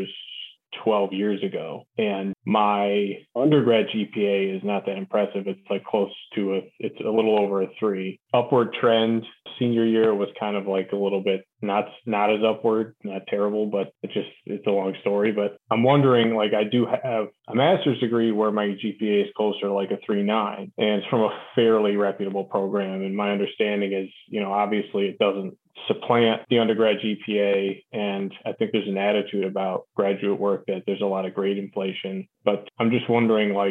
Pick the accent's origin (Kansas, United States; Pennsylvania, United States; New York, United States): New York, United States; I'm from New York